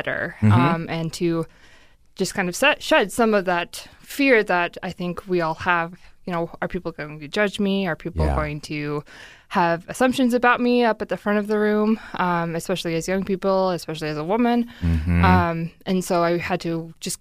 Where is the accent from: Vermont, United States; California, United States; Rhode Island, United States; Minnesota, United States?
Minnesota, United States; as a Minnesotan